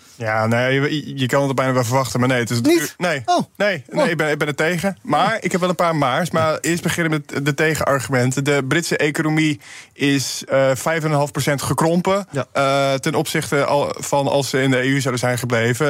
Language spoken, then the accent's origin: Dutch; Urk, Flevoland, Netherlands; bij mij in de gemeenschap, ik kom van Urk